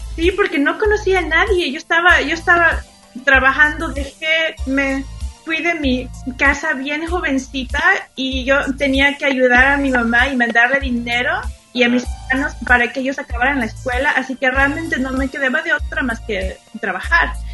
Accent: Xalapa, Veracruz, Mexico; Spanish is a second language; moved away; en Jalapa, Veracruz, donde yo crecí

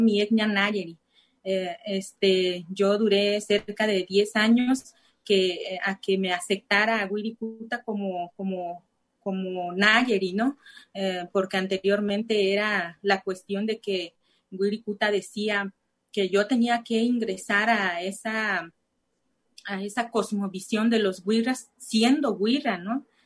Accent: Santa Cruz de Guaybel, municipality of Del Nayar, Nayarit, Mexico; first language Cora (Náayeri); Spanish is a second language; yo soy de, la de Santa Cruz de Guaybel, municipio del Nayar igual

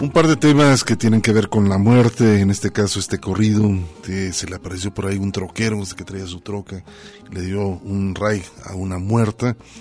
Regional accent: Mexico; como mexicanos nosotros

